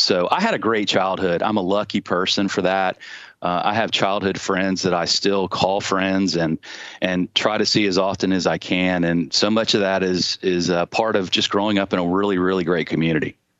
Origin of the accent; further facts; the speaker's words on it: Charleston, South Carolina, United States; I was born in Charleston. Uh, had a great childhood. I grew up on James Island